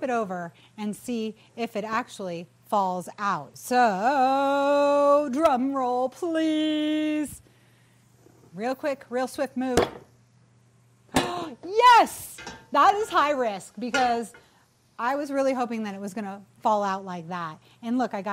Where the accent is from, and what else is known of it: New England, United States